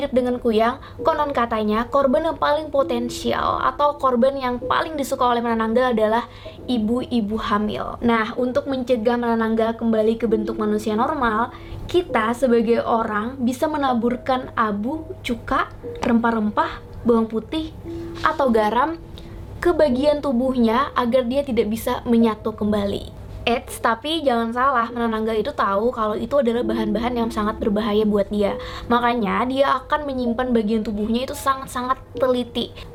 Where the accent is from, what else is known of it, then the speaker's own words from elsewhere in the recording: Kalimantan, Indonesia; dan ini Alkisah. Sebagai orang Kalimantan, dari kecil aku sudah pernah mendengar cerita-cerita mengenai kuyang.